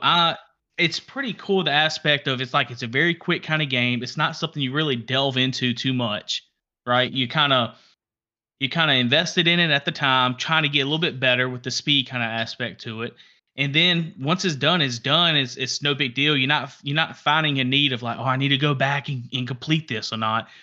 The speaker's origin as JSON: {"language": "English", "region": "Alabama", "country": "United States", "said": "We're from Alabama"}